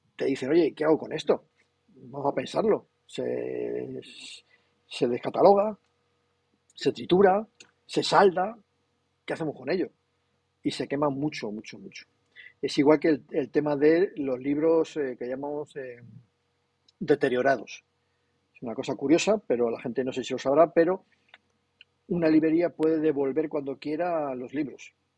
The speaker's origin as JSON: {"language": "Spanish", "region": "Castile and León", "country": "Spain", "said": "yo que soy muy castellano, en Castilla y León"}